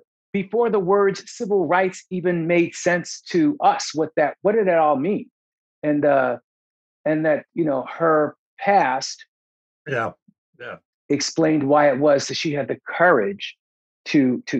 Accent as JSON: {"language": "English", "town": "Philadelphia", "region": "Pennsylvania", "country": "United States", "said": "I'm from West Philly"}